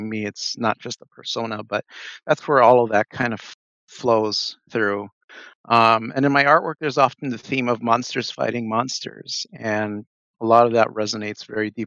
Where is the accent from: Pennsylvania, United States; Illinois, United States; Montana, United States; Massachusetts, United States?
Illinois, United States; Chicago; moved away as an adult; now in Minneapolis, United States; I'm born and raised in Chicago. I've been living in Minneapolis now since 2003.